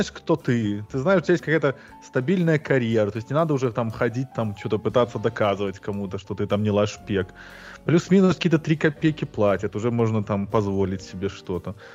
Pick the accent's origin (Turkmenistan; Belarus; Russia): Belarus; now in United States; я обычный колхозный белорус